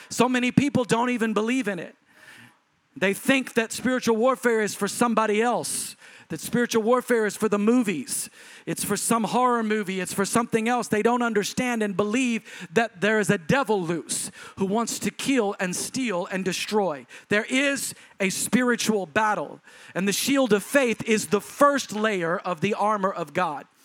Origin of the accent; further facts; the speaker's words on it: Texas, United States; because I'm a Southerner and people from Texas go to church.